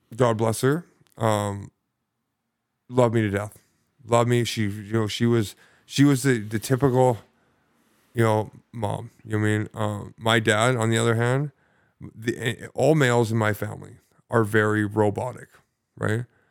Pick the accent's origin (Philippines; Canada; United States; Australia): Canada; Sidney, British Columbia; I grew up in, uh, lovely Sydney, British Columbia.